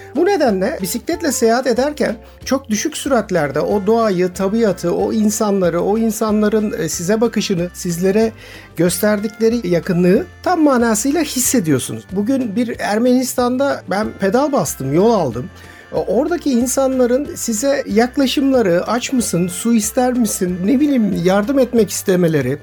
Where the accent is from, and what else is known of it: Turkey